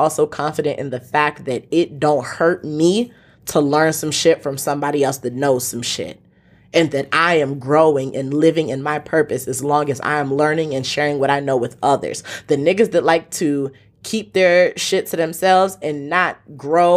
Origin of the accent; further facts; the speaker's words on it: Nigeria; I am from Nigeria